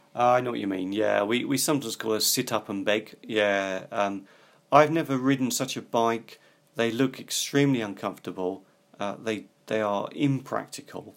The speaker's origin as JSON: {"language": "English", "country": "United Kingdom", "said": "I come from Britain, which is an island."}